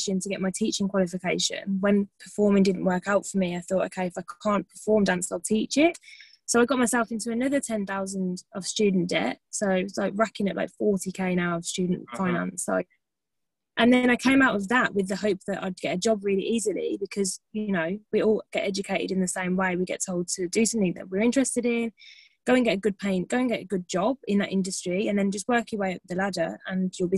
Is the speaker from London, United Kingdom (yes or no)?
no; Birmingham, West Midlands, United Kingdom; moved away as an adult; I'm from the UK, I'm from Birmingham, if you can't tell from my lovely accent